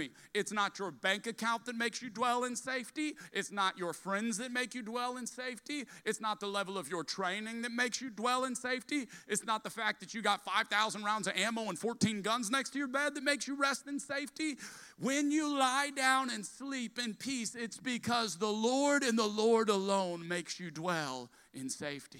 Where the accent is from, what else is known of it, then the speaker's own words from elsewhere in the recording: South Louisiana, United States; I'm a Cajun from South Louisiana